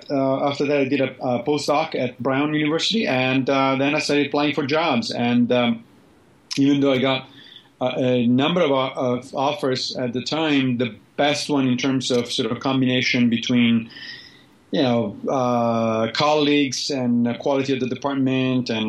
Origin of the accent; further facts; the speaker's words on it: Rome, Lazio, Italy; now in New York, United States; You know, I grew up in Rome, so I'm, I, I like big cities.